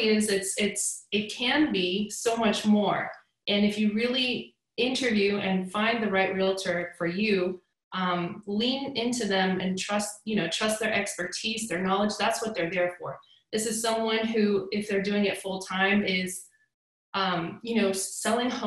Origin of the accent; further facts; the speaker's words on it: East Cobb, Georgia, United States; now in Woodstock, United States; I grew up in East Cobb, but I live in Woodstock now